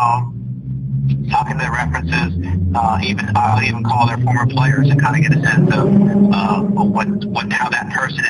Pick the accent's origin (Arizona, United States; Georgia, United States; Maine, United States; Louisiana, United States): Maine, United States; moved away; growing up in Maine, we grew up with cold weather